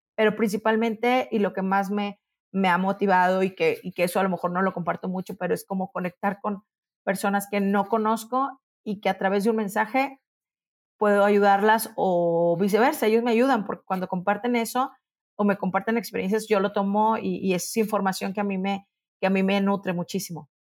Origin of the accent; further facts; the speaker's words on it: Monterrey, Nuevo León, Mexico; now in Mexico City, Mexico; Yo ya me acostumbré a pensar que soy de Monterrey